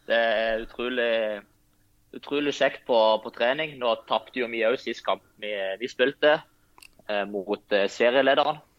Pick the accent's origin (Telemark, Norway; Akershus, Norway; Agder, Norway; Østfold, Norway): Agder, Norway; Lyngdal; moved away; helt siden jeg flytta fra Lyngdal, så har jeg Eh, tatt litt eh, dialekt fra alle plassene jeg har bodd i, så jeg vet egentlig ikke hva du skal kalle den dialekten.